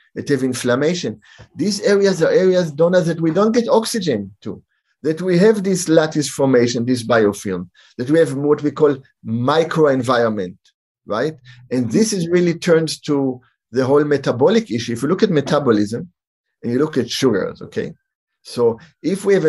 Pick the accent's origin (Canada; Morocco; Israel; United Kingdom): Israel; moved away; also born or lived in San Francisco; I grew up in Israel